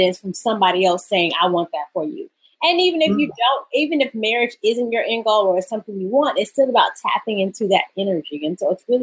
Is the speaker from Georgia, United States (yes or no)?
yes; Atlanta, Georgia, United States; moved away as an adult; now in New York City, United States; I'm from, born and raised in Atlanta